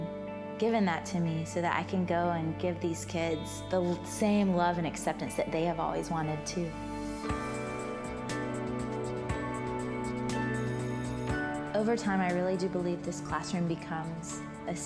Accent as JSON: {"language": "English", "region": "Georgia", "country": "United States", "tie": "born or raised there", "said": "I grew up in Georgia, mostly at my grandmother's house, because my mom and dad were divorced"}